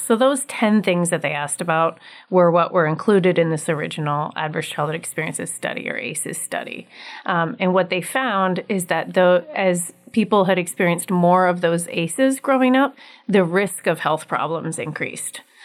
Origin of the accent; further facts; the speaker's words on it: Anchorage, Alaska, United States; I am from Anchorage, grew up here, and live here